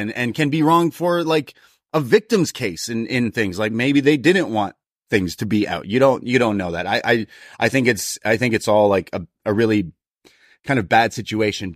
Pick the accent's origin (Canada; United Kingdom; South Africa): Canada; Toronto, Ontario; I was from Toronto